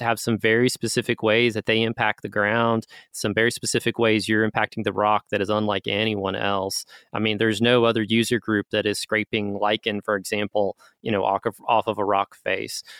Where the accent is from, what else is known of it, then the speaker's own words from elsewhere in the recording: Gatlinburg, Pigeon Forge area, Tennessee, United States; I am Appalachian. Um, as I mentioned early on, my family is from Gatlinburg, Pigeon Forge area